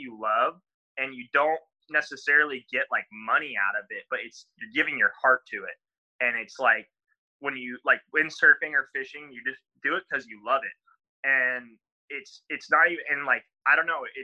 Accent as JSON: {"language": "English", "town": "La Paz", "region": "Baja California Sur", "country": "Mexico", "tie": "born or raised there", "said": "I learned that from growing up in Mexico"}